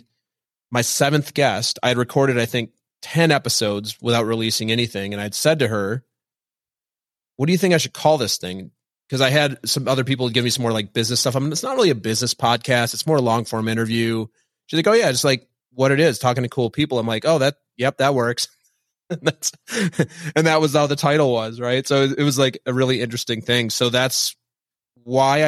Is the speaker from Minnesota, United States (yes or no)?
yes; Minnesota, United States; I was raised Lutheran in Minnesota